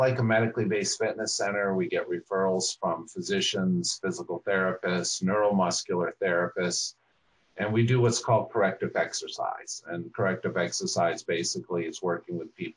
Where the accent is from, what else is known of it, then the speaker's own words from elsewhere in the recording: near Boston, Massachusetts, United States; moved away as an adult; also born or lived in St. Simons Island, Georgia; now in Jacksonville, United States; I grew up near Boston, Massachusetts